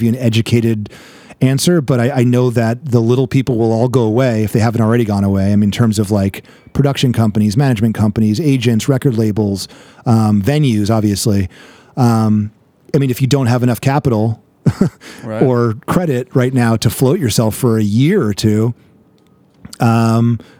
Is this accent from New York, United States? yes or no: yes; New York, United States; moved away as an adult; also born or lived in San Diego; now in Los Angeles, United States; I'm from New York. So I'm a fast talker